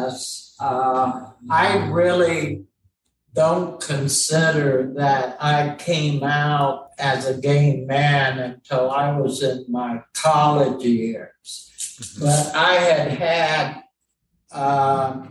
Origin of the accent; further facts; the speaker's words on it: Arkansas, United States; moved away as an adult; also born or lived in St. Louis; I grew up in a rural, very conservative Arkansas, small town environment